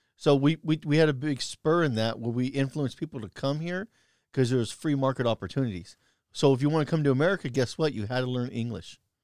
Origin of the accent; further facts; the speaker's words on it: United States; as an American